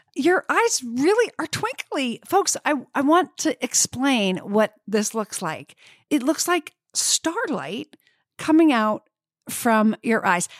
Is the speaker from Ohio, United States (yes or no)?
no; Vermont, United States; I grew up in Vermont, and one of my sisters still lives in the house I grew up